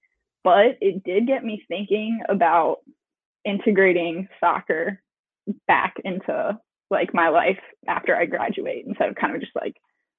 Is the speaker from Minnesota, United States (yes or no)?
yes; St. Paul, Minnesota, United States; born there; And I was actually born in Minnesota. I was born here in St. Paul.